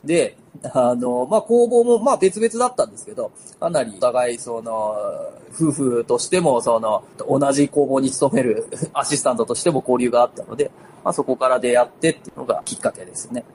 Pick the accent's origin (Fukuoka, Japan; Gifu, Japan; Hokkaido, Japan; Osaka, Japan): Gifu, Japan; moved away as an adult; now in Tokoname, Japan; 僕は岐阜県の出身なんです